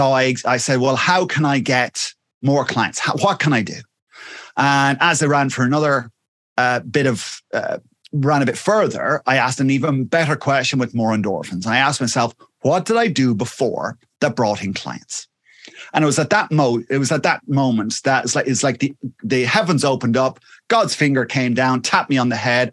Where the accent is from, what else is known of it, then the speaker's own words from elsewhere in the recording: Wexford, Leinster, Ireland; I'm from a little place called Wexford, which is in the sunny southeast of Ireland